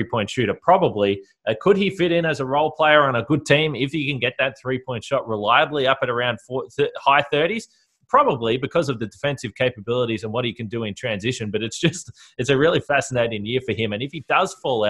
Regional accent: Australia; me being Australian

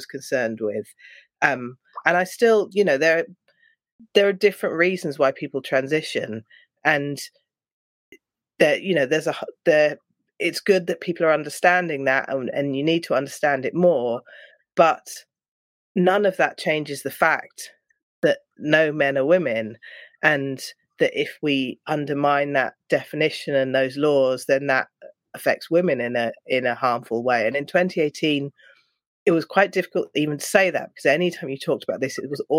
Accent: London, United Kingdom; I'm from London

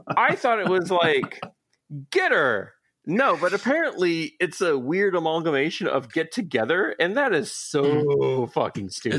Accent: Atlanta, Georgia, United States; now in Baltimore, United States; I'm I'm from Atlanta, but I live in Baltimore now

